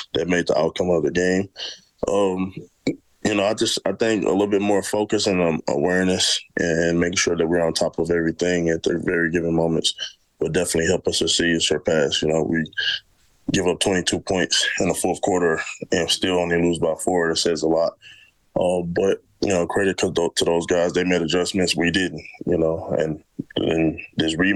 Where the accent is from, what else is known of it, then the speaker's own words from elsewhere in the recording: St. Louis, Missouri, United States; moved away as an adult; now in Edmonton, Canada; I grew up in St. Louis, Missouri